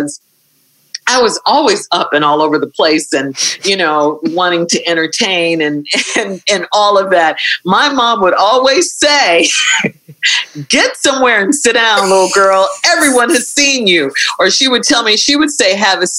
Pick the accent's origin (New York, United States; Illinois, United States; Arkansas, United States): Illinois, United States; Chicago; in Chicago, growing up in Chicago, like listening to WVON and Herb Kent